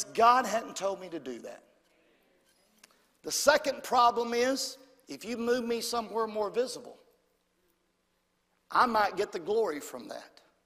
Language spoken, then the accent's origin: English; Brompton, United States; I'm from Brompton.